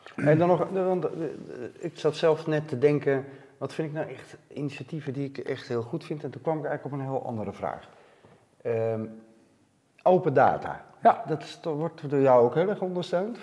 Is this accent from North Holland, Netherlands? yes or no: yes; Amsterdam, North Holland, Netherlands; ik ben een gewoon Amsterdammer